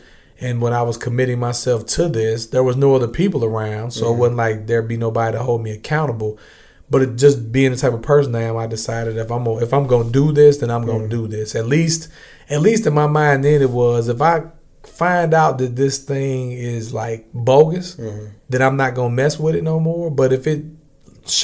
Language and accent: English; East St. Louis, Illinois, United States; I grew up in East St. Louis, Illinois